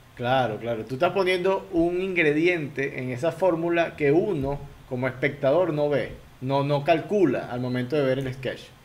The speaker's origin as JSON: {"language": "Spanish", "town": "Barquisimeto", "region": "Lara", "country": "Venezuela", "said": "yo soy de Barquisimeto"}